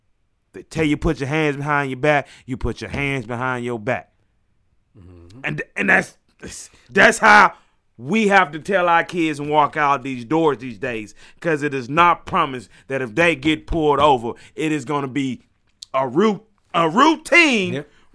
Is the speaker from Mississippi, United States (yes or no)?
yes; Mississippi, United States; Hey, I'm from Mississippi, man.